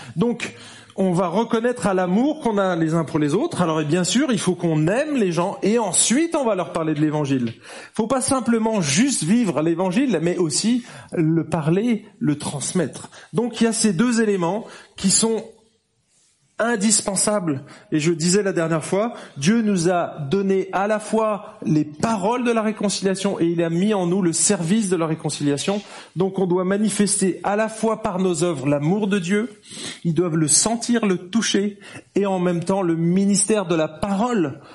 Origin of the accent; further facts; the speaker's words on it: France; now in Geneva, Switzerland; on est français, je suis français, je parle pas anglais